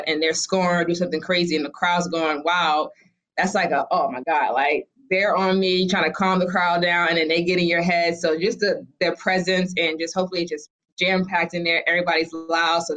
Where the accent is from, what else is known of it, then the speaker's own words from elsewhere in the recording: Boston, Massachusetts, United States; I'm from Boston